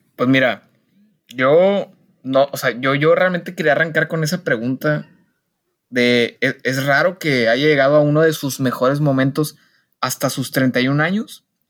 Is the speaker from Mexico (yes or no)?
yes; Mexico; nosotros como mexicanos